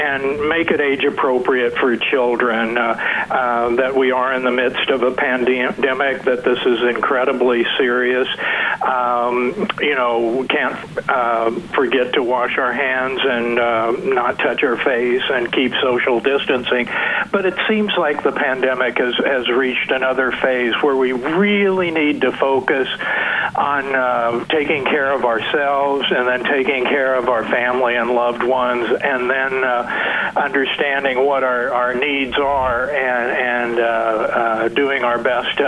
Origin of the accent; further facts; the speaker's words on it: Boonville, Missouri, United States; moved away as an adult; also born or lived in Columbia, Missouri / New Haven, Connecticut; now in Shenandoah Valley, Virginia, United States; I was born in Columbia and raised in Boonville, so strong Missouri connections